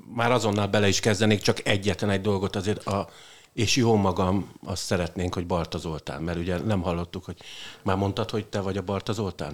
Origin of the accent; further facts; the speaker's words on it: Budapest, Hungary; Újpesten születtem, de az más kérdés, mert nem volt Rákos Partán szülő otthon, és átvittek a tizenötödik vagy a negyedikbe